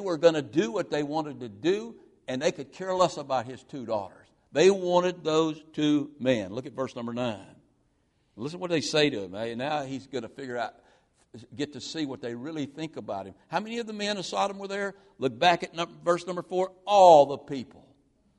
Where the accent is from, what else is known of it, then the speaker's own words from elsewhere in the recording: United States; as American Christians